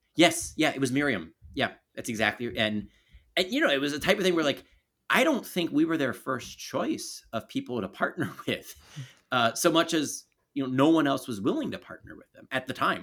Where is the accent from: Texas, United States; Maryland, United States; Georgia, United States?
Maryland, United States; Baltimore; I grew up in Baltimore City.